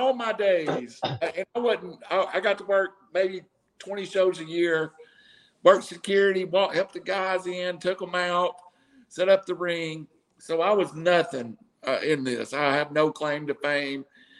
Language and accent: English; Chattanooga, Tennessee, United States; because I was from Chattanooga